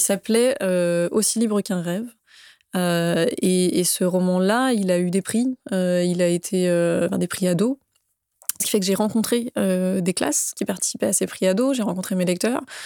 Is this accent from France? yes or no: yes; Saint-Malo, Brittany, France; moved away as an adult; also born or lived in Paris; j'ai grandi euh, en Bretagne, à Saint-Malo, Bretagne-Nord pour le coup